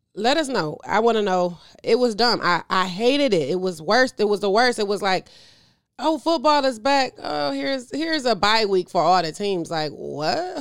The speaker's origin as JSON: {"language": "English", "country": "United States", "said": "being an American"}